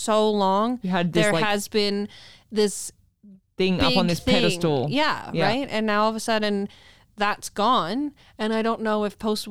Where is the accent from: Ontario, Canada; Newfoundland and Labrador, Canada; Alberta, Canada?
Alberta, Canada; Nanton; born or raised there; now in Calgary, Canada